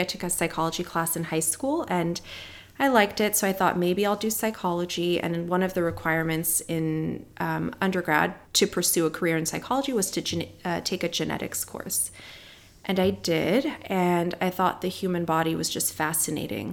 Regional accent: Palos Verdes, California, United States; I grew up in Palos Verdes, California

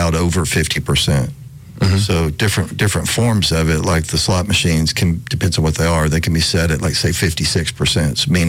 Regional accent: Alabama, United States; I grew up in Alabama

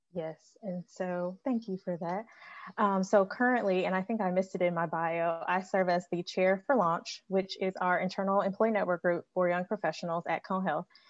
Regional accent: Chicago, Illinois, United States; moved away as an adult; also born or lived in Chapel Hill, North Carolina; now in Greensboro, United States; I'm originally from Chicago and I moved to Greensboro back in 2015

